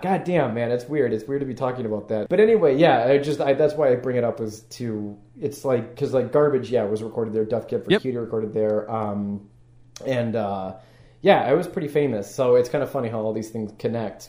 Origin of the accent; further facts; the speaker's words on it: Madison, Wisconsin, United States; now in Chicago, United States; I'm originally from Wisconsin